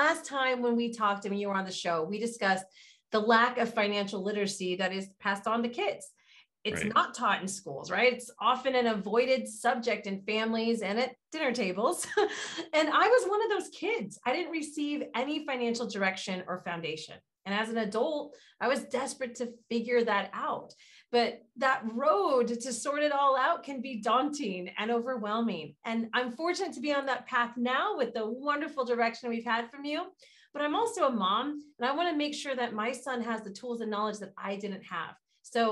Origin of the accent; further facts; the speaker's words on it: California, United States; based in my home state of California